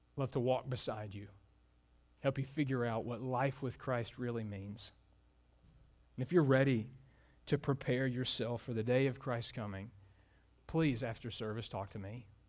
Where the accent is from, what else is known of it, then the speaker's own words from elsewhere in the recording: Mobile, Alabama, United States; moved away; my hometown, Mobile, Alabama